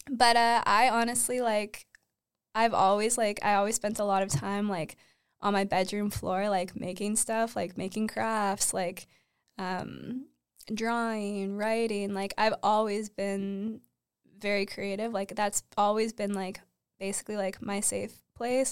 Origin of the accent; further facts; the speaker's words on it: Uxbridge, Ontario, Canada; also born or lived in Toronto; I grew up in Uxbridge